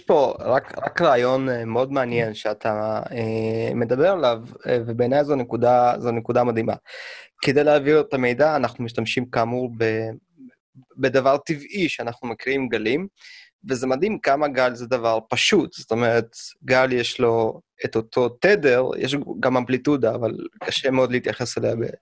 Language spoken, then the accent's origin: Hebrew; Russia; now in Israel; אני כשהייתי קטן ברוסיה